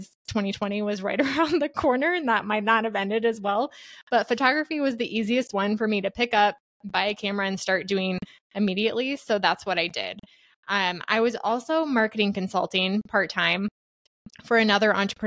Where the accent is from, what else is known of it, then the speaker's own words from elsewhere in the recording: Iowa, United States; I'm a Midwest gal born and raised in Iowa.